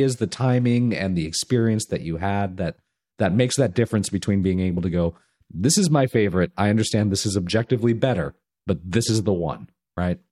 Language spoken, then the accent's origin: English; Southern California, United States; I grew up in Southern California